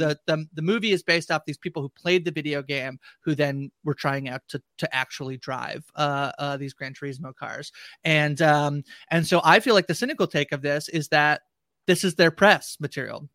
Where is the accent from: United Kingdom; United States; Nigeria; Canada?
Canada; I'm Canadian